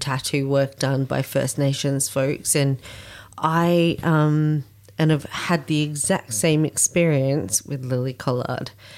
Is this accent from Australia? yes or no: yes; Australia; here in Australia